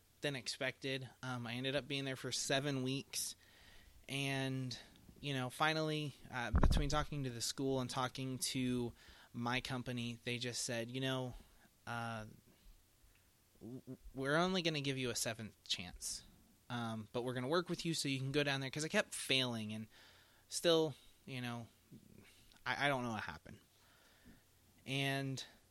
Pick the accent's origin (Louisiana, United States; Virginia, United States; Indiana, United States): Indiana, United States; they sent me down to Indianapolis because we are from Indiana.